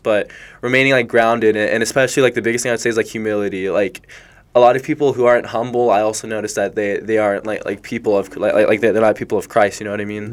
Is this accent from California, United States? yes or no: yes; Rancho Cucamonga, California, United States; when I was like, yeah, I think I was like three years old, we moved to Rancho Cucamonga, and we've lived there ever since. Um, so with that being said, um, like my high school is called Altaloma High School.